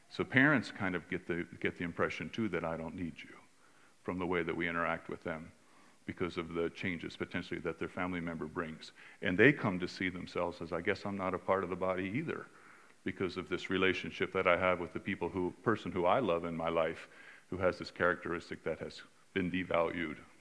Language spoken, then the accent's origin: English; California, United States; I'm from California